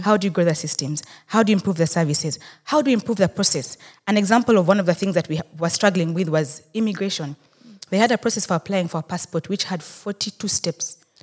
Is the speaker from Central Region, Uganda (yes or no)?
no; Rukungiri, Western Region, Uganda; I am a Muchiga from Rukunjiri